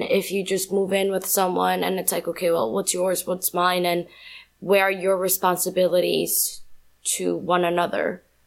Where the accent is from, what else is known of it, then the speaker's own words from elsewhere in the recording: New York, United States; also born or lived in Colombia; I was born in Colombia, raised in New York.